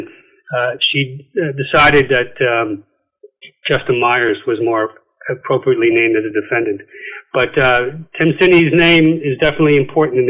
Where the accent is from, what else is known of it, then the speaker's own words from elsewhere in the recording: County Wicklow, Leinster, Ireland; moved away; also born or lived in Manhattan, New York / Queens, New York / Virginia / Suffolk County, New York; I grew up in County Wicklow in Ireland, moved back to the States, graduated high school in Queens